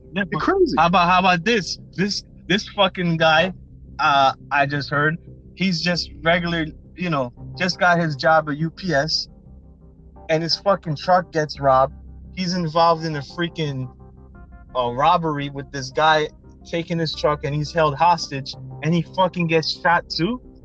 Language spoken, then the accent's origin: English; New Jersey, United States; We're both from Jersey